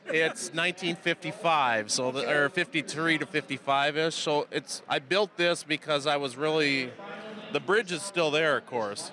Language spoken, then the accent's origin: English; Baraboo, Wisconsin, United States; I grew up in Baraboo, so I mean I was 20 miles down the road.